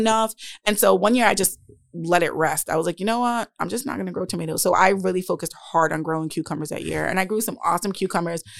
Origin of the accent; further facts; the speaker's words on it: Providence, Rhode Island, United States; also born or lived in Warwick, Rhode Island; I grew up on Southside Providence okay. and spent most of my childhood on the West End.